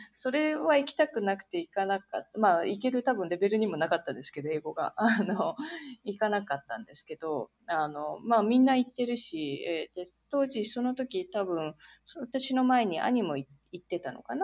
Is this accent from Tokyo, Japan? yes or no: yes; Tokyo, Japan; moved away as an adult; now in San Francisco, United States; 生まれも育ちも東京でずっと